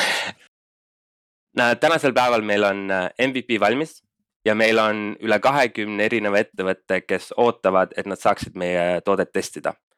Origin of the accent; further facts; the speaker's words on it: Estonia; moved away as an adult; also born or lived in Denmark; now in Berlin, Germany; kuna me kõik kolmekesi elasime Eestist eemal, siis me nagu mõistsime seda, et olgugi, et me läksime välismaale ja äh, saime kõik selle kogemuse ja õppisime tundma seda startup maastikku natuke teise külje alt, siis Eestis on noh, kodus on ikka kuidagi asjad teistmoodi